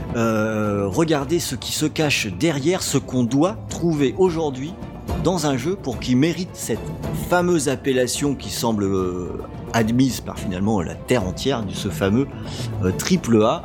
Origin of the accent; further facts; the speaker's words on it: Rennes, Brittany, France; je suis Rennais